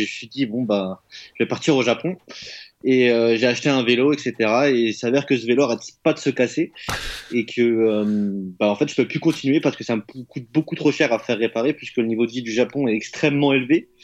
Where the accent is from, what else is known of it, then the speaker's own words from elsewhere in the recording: France; moved away; chez moi en France